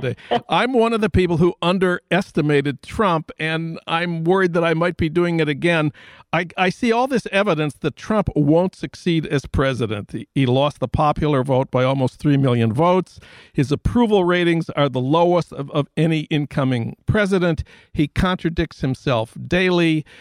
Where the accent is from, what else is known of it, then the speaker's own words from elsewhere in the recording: Minnesota, United States; moved away; my home state of Minnesota